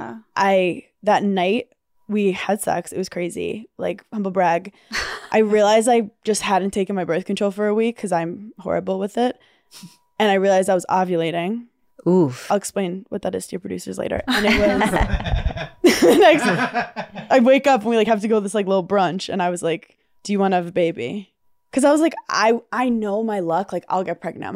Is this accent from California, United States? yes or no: no; New York City, New York, United States; I'm a New Yorker, I don't drive.